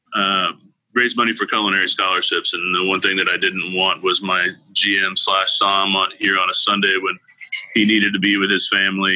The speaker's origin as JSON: {"language": "English", "region": "Oklahoma", "country": "United States", "tie": "born or raised there", "moved": "as an adult", "lives_now": "Houston, United States", "said": "I grew up in Oklahoma and moved to Houston to, to work, go to school."}